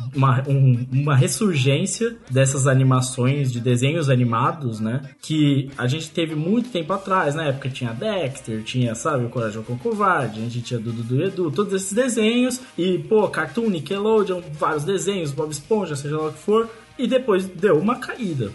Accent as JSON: {"language": "Portuguese", "country": "Brazil", "said": "nós somos brasileiros"}